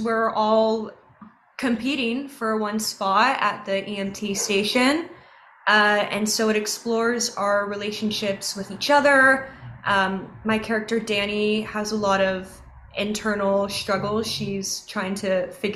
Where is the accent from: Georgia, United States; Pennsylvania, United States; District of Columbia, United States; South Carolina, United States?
Georgia, United States; just north of Atlanta; I was born and raised just north of Atlanta